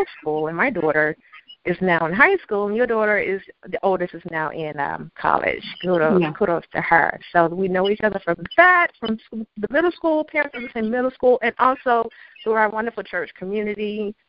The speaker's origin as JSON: {"language": "English", "region": "the South", "country": "United States", "tie": "born or raised there", "moved": "as an adult", "lives_now": "New York City, United States", "said": "I don't regret growing up in the South."}